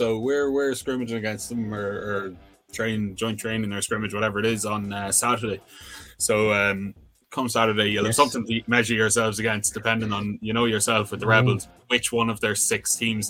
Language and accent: English; County Louth, Ireland; I'm from Louth, just the very south tip of it.